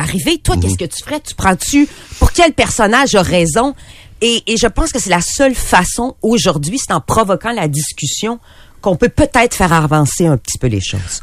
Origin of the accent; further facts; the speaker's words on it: Quebec City, Quebec, Canada; je suis de Québec